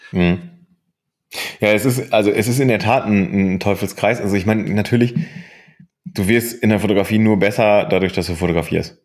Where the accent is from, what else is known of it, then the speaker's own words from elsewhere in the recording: Bochum, North Rhine-Westphalia, Germany; moved away; also born or lived in Aachen; ich bin 1983 in äh, Bochum geboren ähm, und äh, bin im Herzen nach wie vor Bochumer.